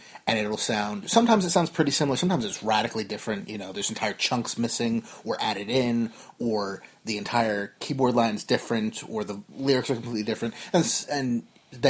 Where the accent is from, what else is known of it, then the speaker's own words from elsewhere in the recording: New Jersey, United States; we are both from Jersey, but the new one, not the one in the UK